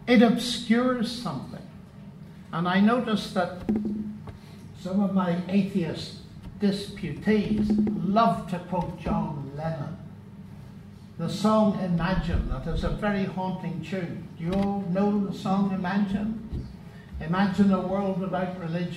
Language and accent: English; Northern Ireland, United Kingdom; moved away as an adult; also born or lived in Cambridge; I come from Northern Ireland